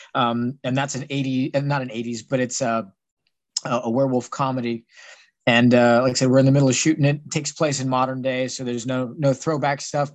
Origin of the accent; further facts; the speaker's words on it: San Antonio, Texas, United States; moved away as an adult; now in Pittsburgh, United States; I was originally from San Antonio, Texas.